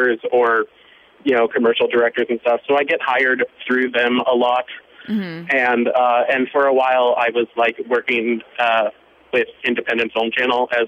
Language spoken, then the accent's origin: English; Northern California, United States; also born or lived in Monterey Bay, California; now in New York, United States; I am originally from Northern California, up near Lake Tahoe, Sacramento area, and a bit down in Monterey Bay as well.